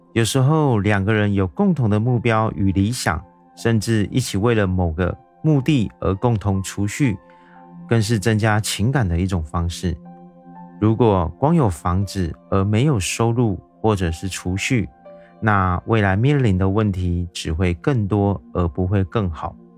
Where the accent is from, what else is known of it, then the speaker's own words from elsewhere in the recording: Taiwan; 我是一位来自台湾的小哥哥